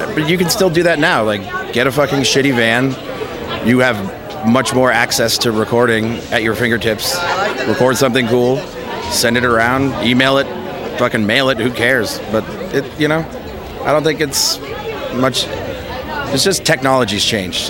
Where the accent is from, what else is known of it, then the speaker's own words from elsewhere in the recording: New Hampshire, United States; now in Los Angeles, United States; I grew up in New Hampshire